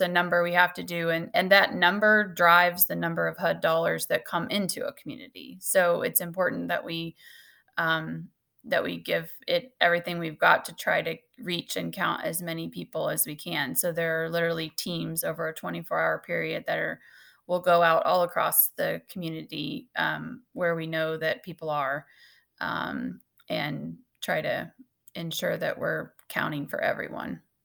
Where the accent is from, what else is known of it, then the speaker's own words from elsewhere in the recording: Salisbury, Missouri, United States; also born or lived in Maryville, Missouri; I grew up in Salisbury, Missouri, which is a couple hours from here